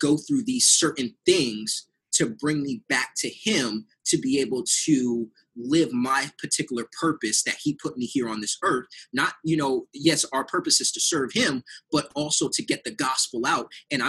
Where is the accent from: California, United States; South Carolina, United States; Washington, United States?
California, United States; San Diego; because I'm originally from San Diego, I went back to San Diego.